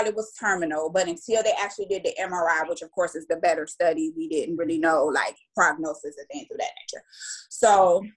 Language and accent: English; Cleveland, Ohio, United States; also born or lived in Durham, North Carolina; I'm from Cleveland, Ohio